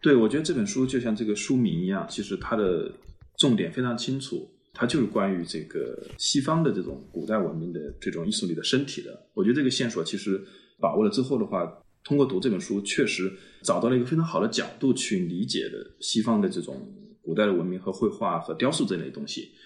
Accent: China; 像我，比如说这种在，在中国这样的一个环境里面长大的，从小没有接触到这些西方历史文明的现场

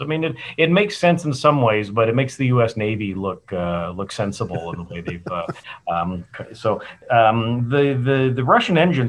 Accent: Calgary, Alberta, Canada; moved away as an adult; also born or lived in St Andrews; now in Tucson, United States; born and raised in Calgary, and tromped around the world

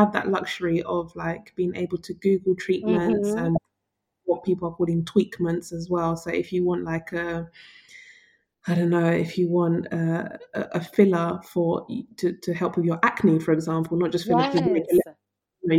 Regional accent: United Kingdom; Black British women

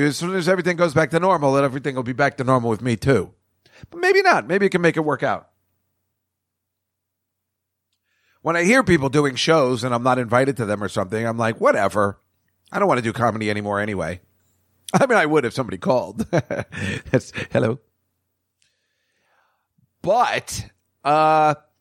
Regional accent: Edison, New Jersey, United States; now in New York City, United States; from this old place from where I grew up in Edison, New Jersey.

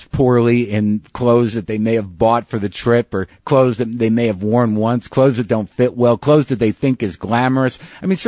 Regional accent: Albuquerque, New Mexico, United States; I grew up in Albuquerque, New Mexico

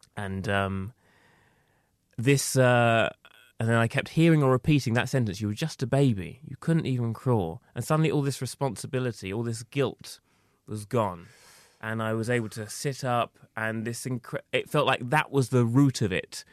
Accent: Essex, East of England, United Kingdom; I was growing up in Essex, it wasn't possible for me to be who I was

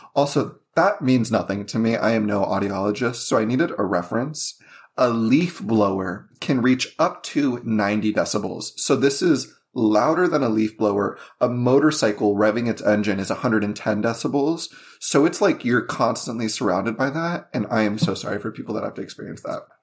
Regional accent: Las Vegas, Nevada, United States; I grew up in Vegas, and it was either hot or cold

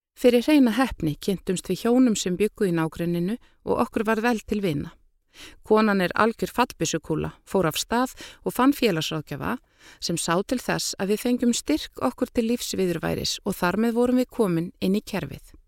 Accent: Iceland; moved away as an adult; now in France; sem Íslendingur

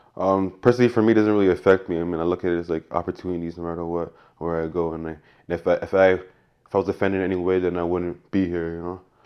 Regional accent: Canada; growing up in Canada

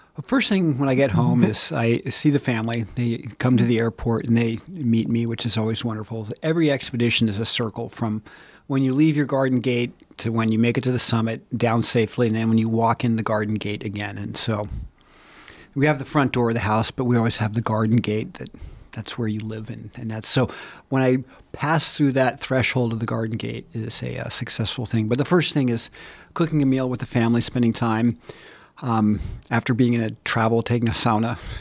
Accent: Bozeman, Montana, United States; I'm from Bozeman, Montana.

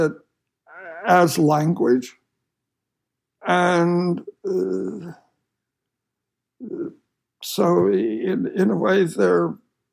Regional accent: Utah, United States; moved away; I grew up in Utah

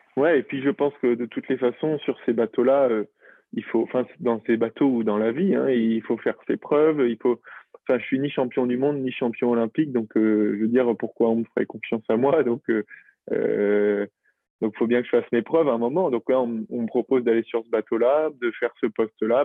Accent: La Rochelle, Nouvelle-Aquitaine, France; now in Brittany, France; j'ai grandi à La Rochelle.

